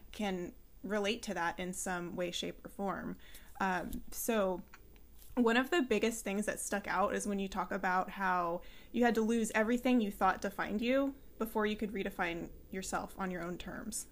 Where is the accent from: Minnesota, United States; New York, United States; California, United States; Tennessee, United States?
California, United States; San Luis Obispo; now in Centreville, United States; I'm actually from California, so I'm familiar with Topanga, and um, I was raised in San Luis Obispo.